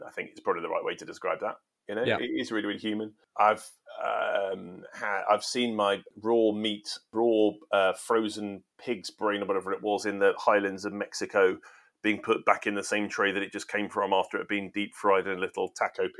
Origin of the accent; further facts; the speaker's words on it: England, United Kingdom; I am British, English